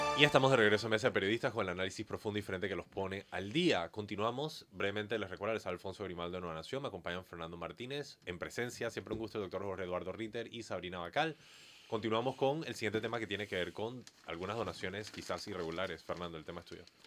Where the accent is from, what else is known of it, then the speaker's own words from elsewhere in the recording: Panama; como panameños